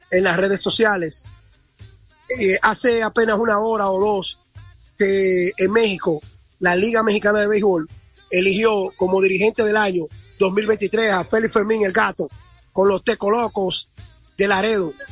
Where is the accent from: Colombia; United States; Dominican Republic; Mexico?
Dominican Republic; el orgullo que debemos sentir como dominicanos